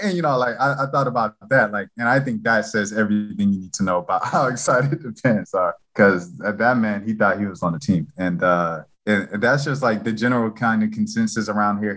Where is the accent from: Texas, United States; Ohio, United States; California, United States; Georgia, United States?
Georgia, United States; Atlanta; I'm from Atlanta